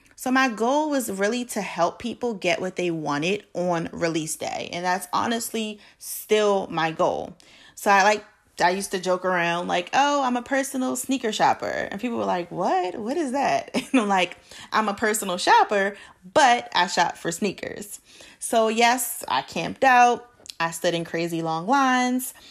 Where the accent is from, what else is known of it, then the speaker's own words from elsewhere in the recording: Baltimore, Maryland, United States; now in Charlotte, United States; I am originally from Baltimore, Maryland, born and raised